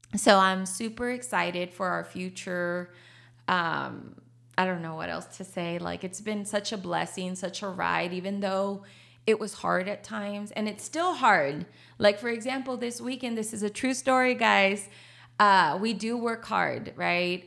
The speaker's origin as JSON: {"language": "English", "town": "Laredo", "region": "Texas", "country": "United States", "first_language": "Spanish", "second_language": "English", "moved": "as an adult", "lives_now": "San Antonio, United States", "said": "I'm from Laredo, Texas"}